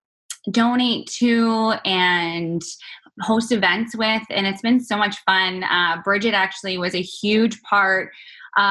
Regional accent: Canada; moved away as an adult; now in United States; being Canadian and living in the U.S.

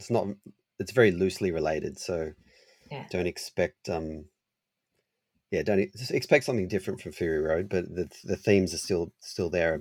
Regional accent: Sydney, New South Wales, Australia; Sydney, and that's my hometown.

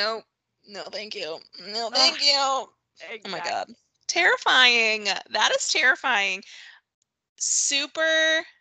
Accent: Cuyahoga Falls, Ohio, United States; I grew up in Northeast Ohio in a town called Cauga Falls. If you know where that is, I will give you a prize because nobody knows where that is. It's like 40 minutes south of Cleveland.

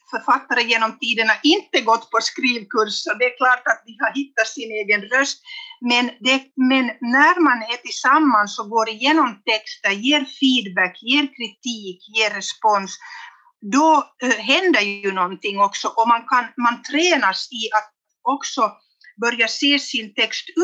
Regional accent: Vännäs, Västerbotten County, Sweden; born there; eller pappa kom från Jeppo lite längre söderut och jag är då född i Vännäs.

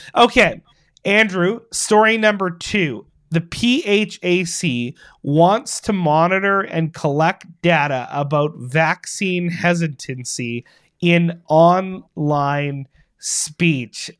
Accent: Winnipeg, Manitoba, Canada; my hometown

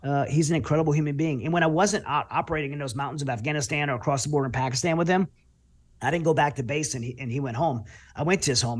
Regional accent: Louisiana, United States; now in Texas, United States; I grew up in Louisiana

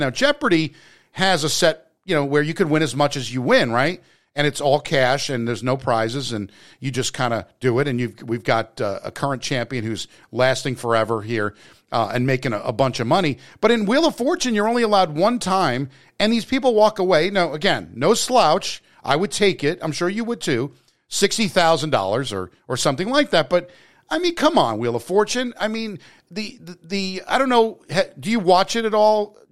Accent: New Jersey, United States; I'm from Jersey

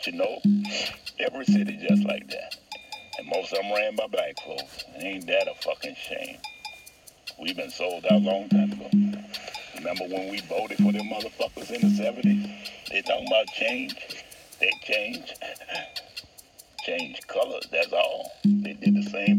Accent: New Orleans, Louisiana, United States; I'm from Desire

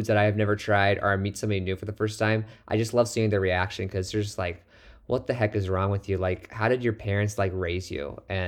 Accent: Midwest, United States; Oh, I know. I'm from the Midwest, so I have to start liking ranch someday.

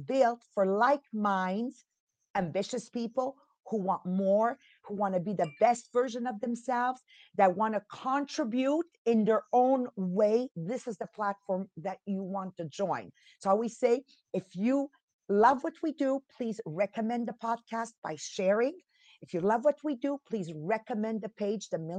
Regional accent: Italy; moved away; I'm from Italy. You're born there. I'm born in Italy.

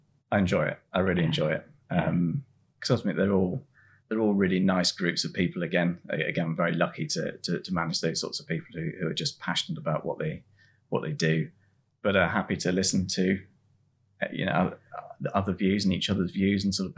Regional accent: Swanage, South West England, United Kingdom; I grew up in Swanage, the sort of middle of the Southwest of England

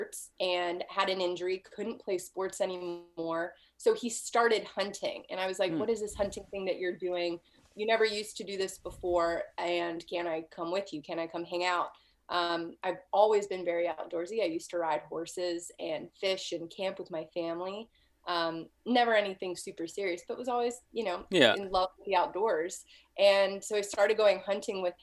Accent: Pittsburgh, Pennsylvania, United States; moved away as an adult; also born or lived in Idaho; I was born and raised in Pittsburgh, Pennsylvania, actually.

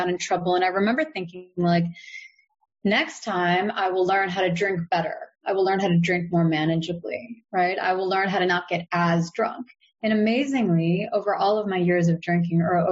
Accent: United States; I'm American

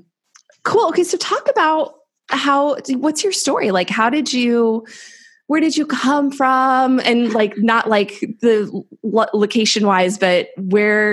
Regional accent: Pomona, California, United States; I went to Claremont High School. I grew up in Pomona.

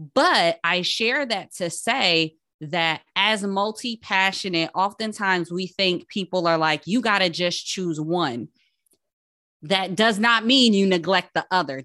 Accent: Paterson, New Jersey, United States; I'm from Patterson

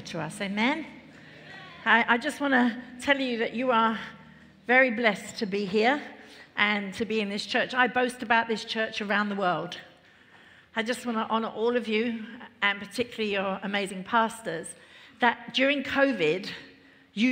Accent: London, United Kingdom; I grew up in London, family of four.

